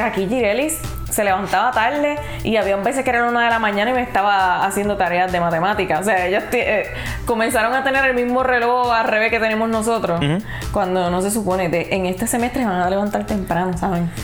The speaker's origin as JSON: {"language": "Spanish", "country": "Puerto Rico", "said": "yo no estoy en Puerto Rico, no estoy en mi país"}